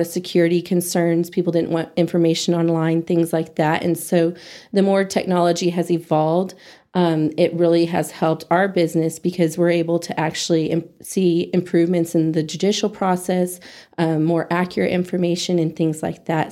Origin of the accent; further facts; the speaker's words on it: Amarillo, Texas, United States; now in Hereford, United States; I'm born and raised in Amarillo